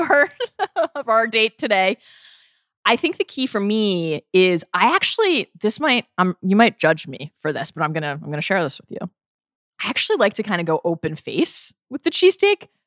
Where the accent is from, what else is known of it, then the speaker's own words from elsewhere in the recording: Maryland, United States; Even growing up in the Mid-Atlantic, I grew up in Maryland